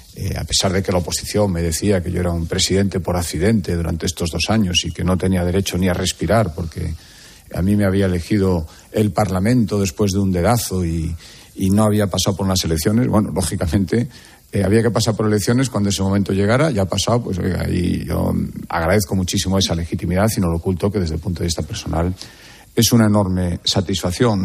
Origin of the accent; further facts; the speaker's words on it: Galicia, Spain; somos todos los gallegos